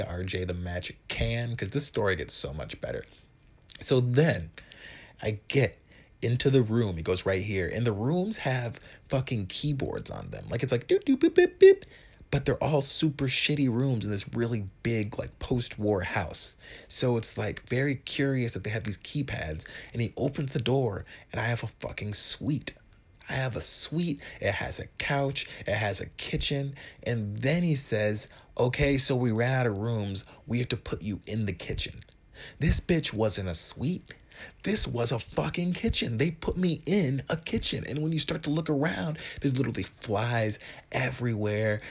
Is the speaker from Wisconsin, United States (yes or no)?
yes; Wisconsin, United States; moved away as an adult; now in New York City, United States; I'm from Wi-, Wisconsin